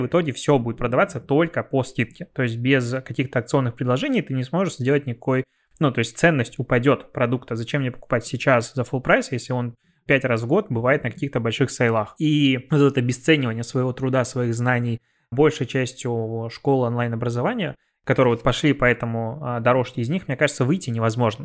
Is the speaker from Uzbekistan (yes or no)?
no; Belarus; moved away; у меня на родине. В Беларуси